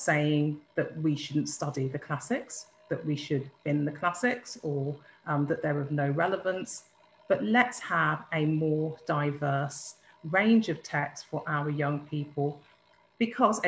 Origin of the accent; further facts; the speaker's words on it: Birmingham, West Midlands, United Kingdom; I'm from Birmingham